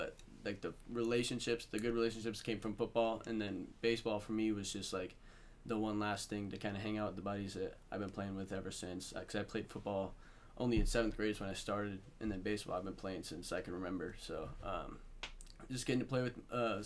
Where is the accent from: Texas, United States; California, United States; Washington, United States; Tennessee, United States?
Washington, United States; Vancouver; I'm from Vancouver, Washington. Born and raised